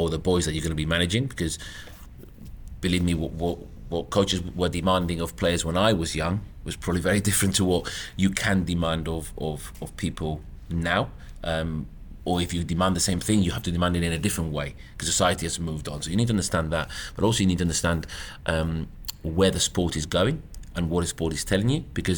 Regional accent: Gibraltar; moved away as an adult; now in United Kingdom; I was very fortunate to be brought up in Gibraltar

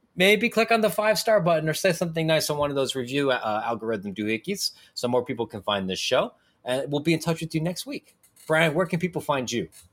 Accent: Ohio, United States; I'm from Ohio, which is not, objectively not a good state.

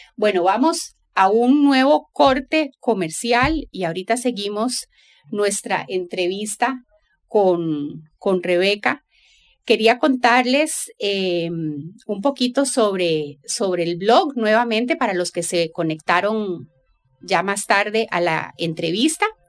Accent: Costa Rica; yo soy tica

